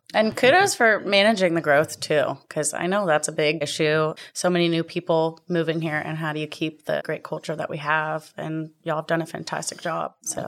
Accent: Tomball, Texas, United States; also born or lived in Virginia; growing up in Tomball

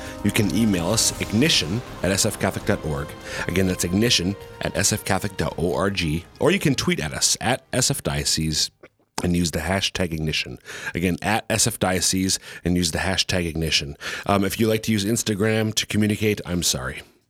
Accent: Minnesota, United States; They're all South Dakotans, born and raised here, unlike mom and dad. I came from Minnesota and Germaine came from Ohio.

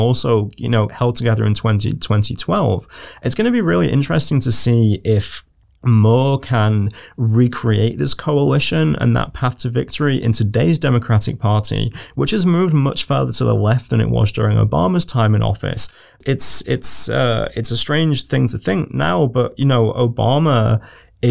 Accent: United Kingdom; as a British person

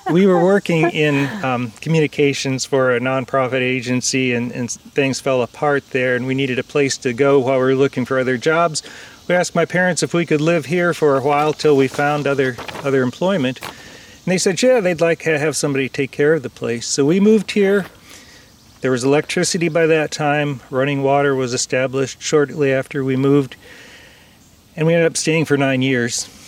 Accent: Cleveland, Ohio, United States; born or raised there; also born or lived in Western Pennsylvania; now in Coshocton County, Ohio, United States

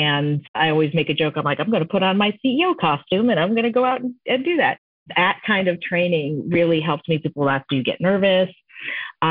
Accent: Maine, United States; moved away as an adult; also born or lived in Sunnyside and Woodside, Queens, New York; now in New York, United States; when I was growing up in Maine

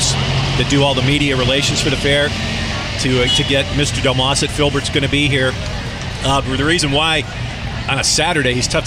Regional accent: Toronto, Ontario, Canada; moved away; hometown for me is Toronto, Canada

